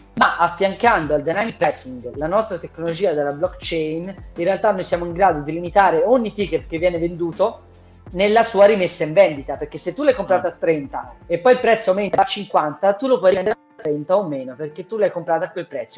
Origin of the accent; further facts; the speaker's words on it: Lucca, Tuscany, Italy; io sono di Lucca, io sono di Lucca